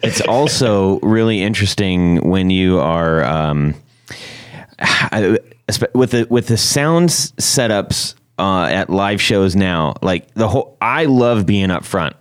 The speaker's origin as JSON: {"language": "English", "town": "Huntington Beach", "region": "California", "country": "United States", "tie": "born or raised there", "moved": "yes", "said": "I grew up in in Huntington Beach area"}